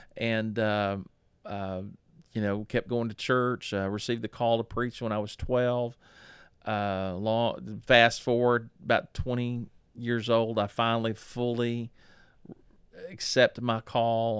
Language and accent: English; Dallas, Texas, United States; I was born in October of nineteen sixty-nine in Parkland Hospital in Dallas, Texas